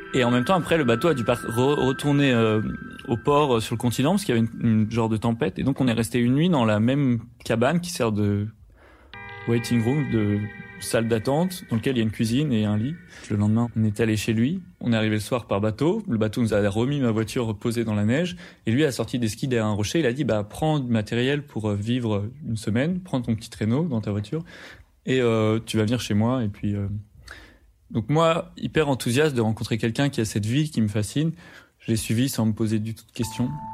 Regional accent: France; quand on est français et qu'on part à l'étranger

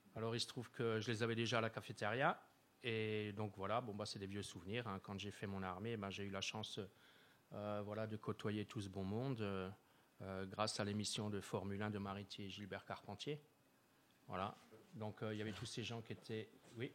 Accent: Wittenheim, Grand Est, France; je suis natif, euh, euh, de Wittenheim, hein, j'y suis là depuis l'année, euh, depuis les années soixante, soixante-douze, hein, j'ai emménagé à, à Wittenheim

